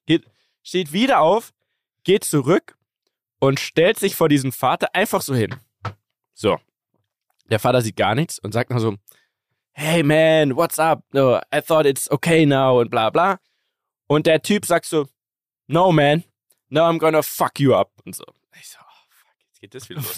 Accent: Munich, Bavaria, Germany; Bei uns in München

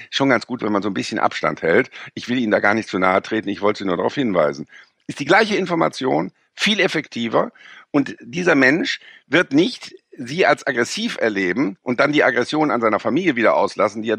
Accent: Rhineland, Germany; Wir sind ja als Rheinländer, äh, sind wir ja inkulturiert gegen die Preußen, ja.

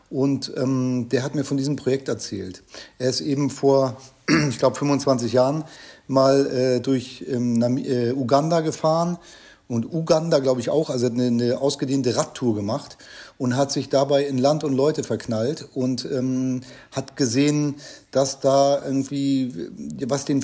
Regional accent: Germany; also ganz normal aufgewachsen in der Nähe von Hamburg

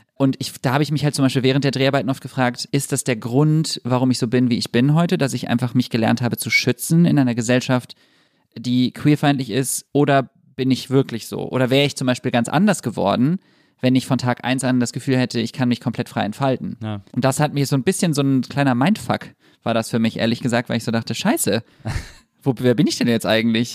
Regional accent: Düsseldorf, North Rhine-Westphalia, Germany; Ich bin in Düsseldorf aufgewachsen.

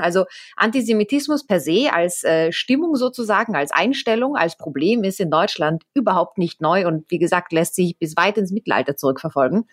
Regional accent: Austria; moved away; ich komme selbst ja aus Österreich

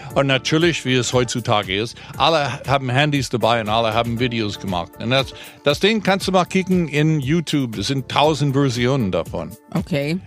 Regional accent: United States; moved away

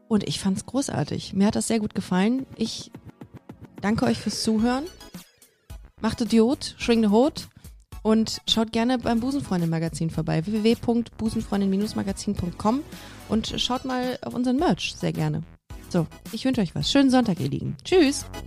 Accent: Düsseldorf, North Rhine-Westphalia, Germany; now in Cologne, Germany; ich bin Düsseldorferin, das darf keiner wissen. Ich komme eigentlich, eigentlich, aus Düsseldorf

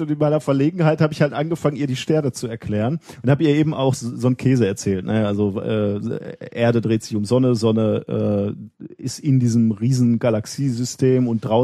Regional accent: North Rhine-Westphalia, Germany; ich komme ja auch hier aus dem Pott. Ne, äh, war nie als Kind auch nie groß weg mit meinen Eltern. Wenn wir Urlaub gemacht haben, war es meistens im Sauerland.

